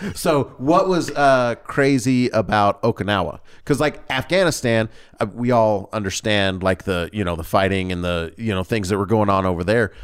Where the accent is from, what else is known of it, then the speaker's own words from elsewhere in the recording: the South, United States; accent: Southern; I grew up in the South, and so sometimes without me recognizing it, a Southern draw or Southern enunciation will come out.